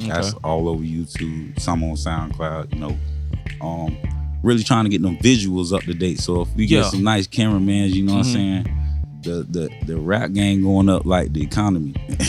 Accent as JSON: {"language": "English", "town": "Melbourne", "region": "Florida", "country": "United States", "said": "I'm from Brevard, Melbourne, Florida"}